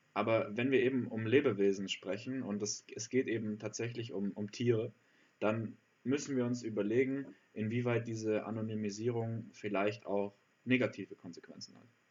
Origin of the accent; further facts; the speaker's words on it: Allgäu, Bavaria, Germany; da wo ich herkomme im Allgäu